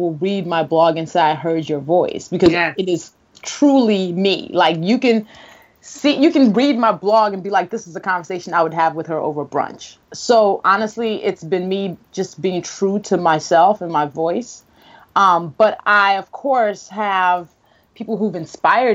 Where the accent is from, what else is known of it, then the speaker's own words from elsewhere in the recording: Nigeria; as a Nigerian